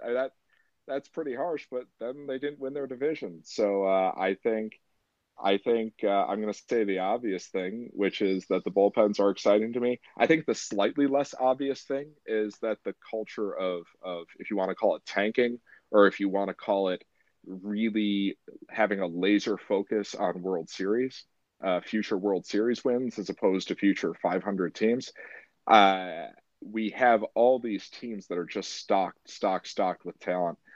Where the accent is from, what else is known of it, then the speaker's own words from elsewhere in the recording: Michigan, United States; now in Massachusetts, United States; I'm from Michigan